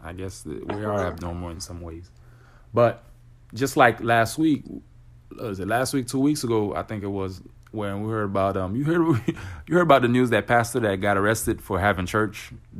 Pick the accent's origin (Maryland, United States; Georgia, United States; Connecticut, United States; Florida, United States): Florida, United States; Well, I'm not going to want to be the one to talk too much because I'm from Florida. We're here in Florida.